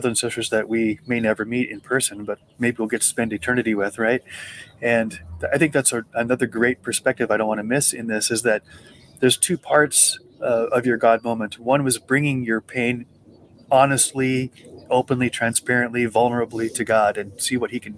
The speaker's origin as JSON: {"language": "English", "region": "Montana", "country": "United States", "tie": "born or raised there", "also_born_or_lived": "Butte, Montana", "said": "when I grew up in Montana, we go to Butte. Butte is the city where I was born"}